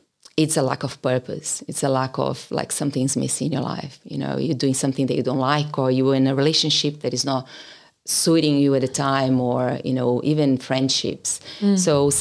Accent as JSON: {"language": "English", "country": "Brazil", "moved": "as an adult", "lives_now": "Australia", "said": "I come from Brazil. I've been here for 16 years now"}